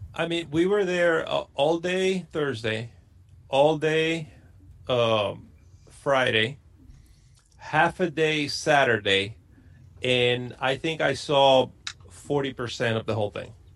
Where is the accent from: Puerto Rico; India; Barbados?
Puerto Rico; moved away as an adult; born and raised in Puerto Rico. I lived there till I was uh, 23 years old